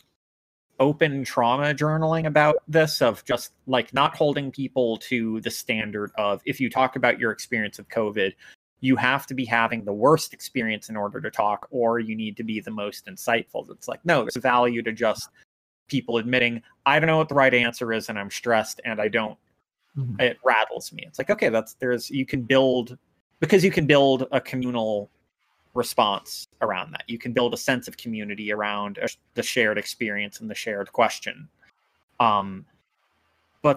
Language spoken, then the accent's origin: English; United States; as an American